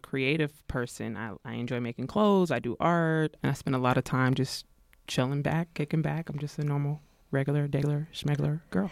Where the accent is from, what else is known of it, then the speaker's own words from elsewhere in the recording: Pittsburg, California, United States; also born or lived in Arkansas; I was born in Arkansas, so that's where my folks are from, but was raised in the East Bay Area, Pittsburgh, California.